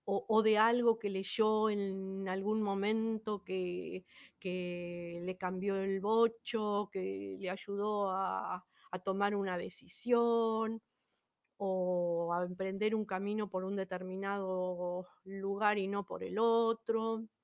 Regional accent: Buenos Aires, Argentina; now in Humahuaca, Argentina; en el caso mío yo me fui, bueno, de Buenos Aires me fui al norte, a Jujuy, a la provincia de Jujuy, a Humahuaca, por ejemplo, pero no es que me fui a otro país

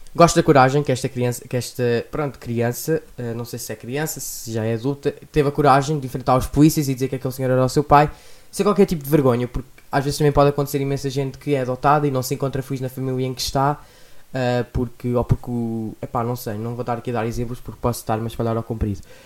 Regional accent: Lisbon, Portugal; sou de Lisboa

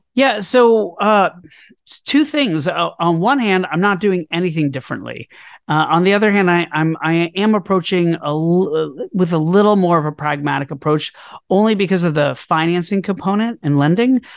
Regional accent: Orlando, Florida, United States; also born or lived in New York City; now in Brooklyn, New York, United States; I grew up in Orlando, Florida, and I moved to New York City to pursue a career in theater

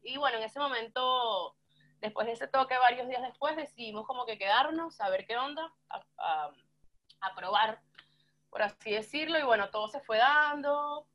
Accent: San Felipe, Yaracuy, Venezuela; moved away as an adult; also born or lived in Barquisimeto, Venezuela; now in Argentina; tuve una época en Barquisimeto ya después de la universidad, trabajando, viviendo, pero nací en San Felipe

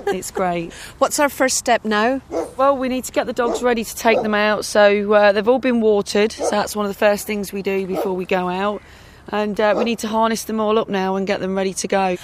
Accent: Leicester, East Midlands, United Kingdom; also born or lived in National Forest; I was born and bred in Leicester, I grew up in the National Forest

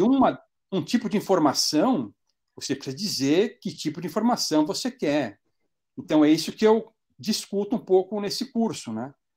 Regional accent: Brazil; moved away as an adult; now in North Macedonia; eu sou brasileiro

